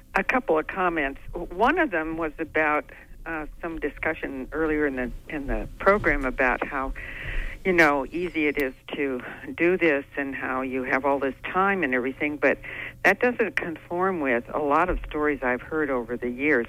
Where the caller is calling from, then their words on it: Orland, Maine, United States; I'm calling from Orland.